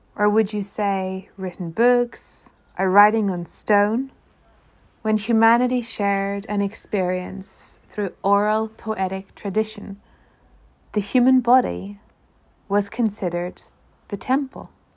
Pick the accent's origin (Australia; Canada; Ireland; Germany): Ireland; an Irish theologian